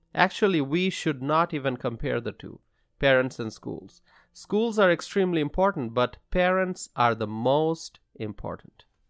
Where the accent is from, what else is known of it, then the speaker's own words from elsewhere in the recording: Dhaka, Dhaka Division, Bangladesh; now in Wisconsin, United States; I grew up in Bangladesh. I attended English medium schools. And growing up in the city of Dhaka